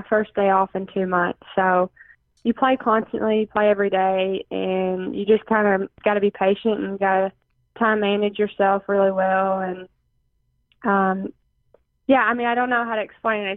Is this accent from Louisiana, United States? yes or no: no; Princeton, Kentucky, United States; my hometown's really supportive